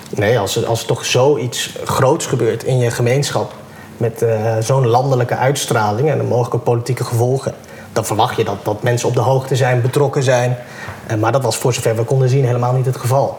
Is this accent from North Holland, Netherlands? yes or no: no; Assen, Drenthe, Netherlands; moved away as an adult; also born or lived in Groningen / Bovensmilde; now in Amsterdam, Netherlands; opgegroeid in Assen en nu dus in Amsterdam woonachtig.